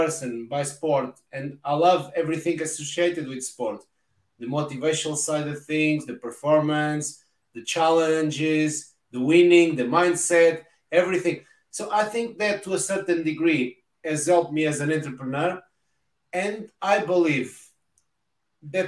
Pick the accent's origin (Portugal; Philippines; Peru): Portugal; English is a second language; moved away as an adult; now in United Kingdom; I'm Portuguese, living in the UK the past 20 years